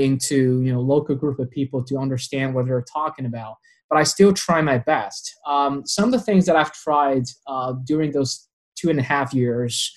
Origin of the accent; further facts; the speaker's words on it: Wuhan, Hubei, China; English is a second language; also born or lived in San Diego; my hometown, the city of Wuhan